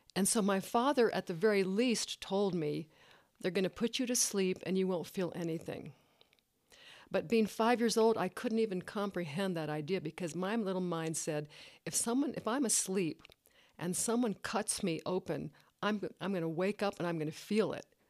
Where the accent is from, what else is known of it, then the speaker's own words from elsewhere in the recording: Tex-Mex border, Texas, United States; I grew up in the Tex-Mex border, as a Chicana